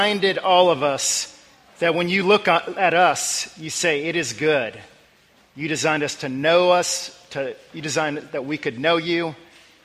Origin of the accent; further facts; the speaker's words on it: Northern Virginia, United States; moved away; I grew up in the Northern Virginia area